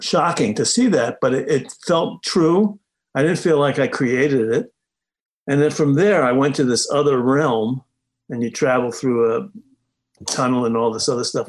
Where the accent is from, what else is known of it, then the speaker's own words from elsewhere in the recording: New York City, New York, United States; moved away; also born or lived in Hingham, Massachusetts; I grew up in the Bronx